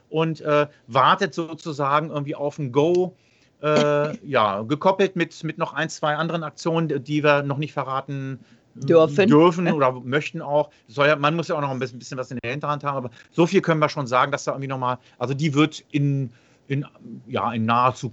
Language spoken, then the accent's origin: German; Langenhagen, Lower Saxony, Germany; ich komme aus Langhagen